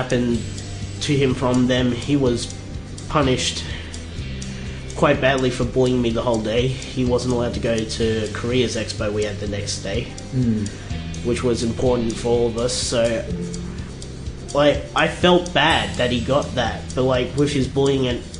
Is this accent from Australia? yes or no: yes; Australia; also born or lived in South Korea; I wasn't born in Australia. I was born in South Korea, so I was adopted